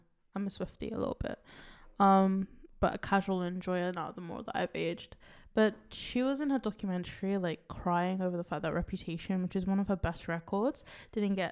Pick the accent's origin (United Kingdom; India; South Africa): United Kingdom; England; Don't believe my accent. I was born here, so I have to have this accent.